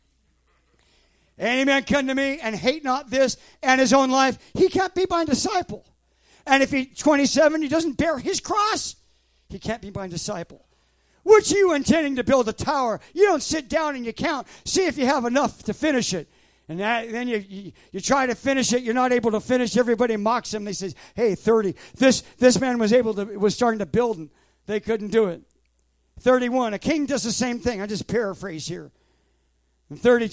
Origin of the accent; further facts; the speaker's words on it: West Coast, United States; moved away; I'm from the West Coast.